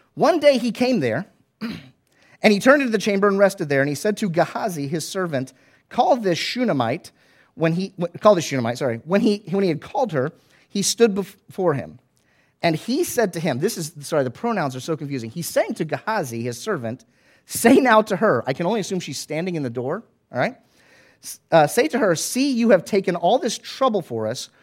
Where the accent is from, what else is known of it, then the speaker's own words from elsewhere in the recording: Florida, United States; I grew up in Florida